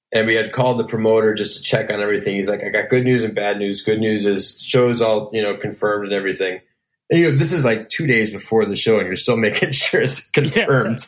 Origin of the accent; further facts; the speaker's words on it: Elgin, Illinois, United States; I grew up in Elgin, Illinois, which is about 35 miles outside of downtown Chicago